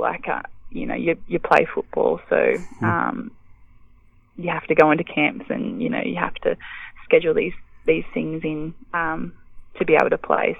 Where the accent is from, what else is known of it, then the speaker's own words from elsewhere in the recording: Bega, New South Wales, Australia; I grew up in Bega